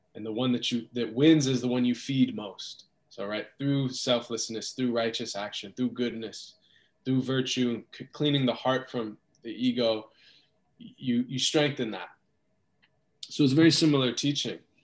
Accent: United States; growing up in America

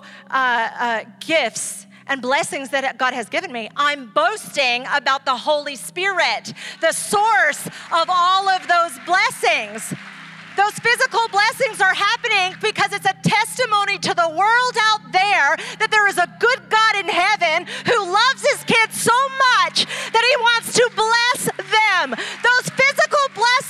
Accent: Ecuador; now in San Diego, United States; I grew up in Ecuador.

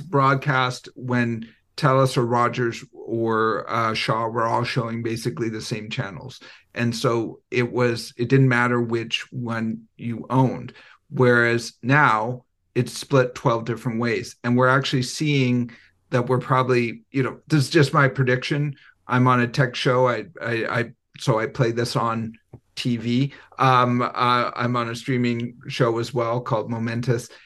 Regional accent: Vancouver, British Columbia, Canada; I'm from Vancouver

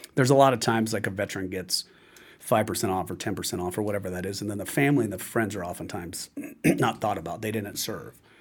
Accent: California, United States; I'm from California

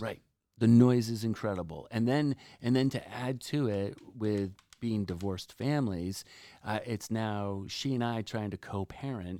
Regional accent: New Jersey, United States; right now we're in Cape Cod, and I'm from New Jersey.

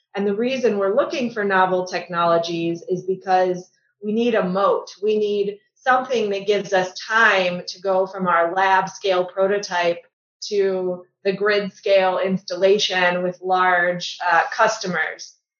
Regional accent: Buffalo Grove, Illinois, United States; also born or lived in Chicago; I grew up in the suburbs of Chicago, a town called Buffalo Grove.

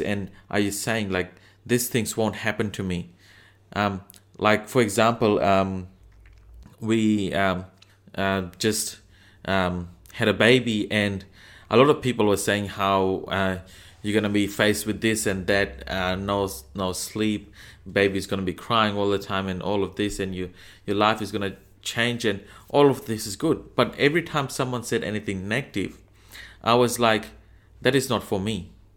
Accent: Fiji; now in Australia; I'm from Fiji. I live in Australia.

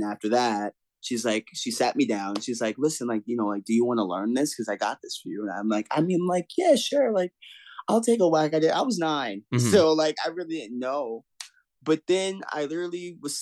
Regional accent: Riverhead, New York, United States; also born or lived in Stony Brook / Coram / Selden / Farmingville; now in Florida, United States; I grew up in Long Island. I was actually born in Stony Brook. Mm-hmm. I was raised in Riverhead, and then I literally moved around all over the island since then

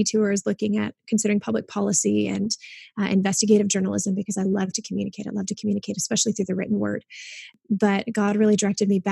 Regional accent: Kalamazoo, Michigan, United States; I was born and raised in Kalamazoo, Michigan

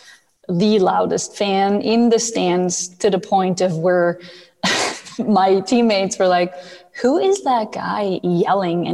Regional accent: Switzerland; moved away as an adult; also born or lived in North America / Buffalo; I was born and raised in Switzerland. And at the age of 18, I decided that I wanted to move to North America to play hockey

